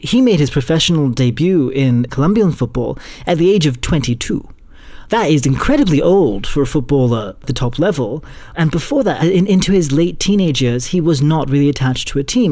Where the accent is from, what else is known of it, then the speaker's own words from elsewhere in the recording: India; as an Indian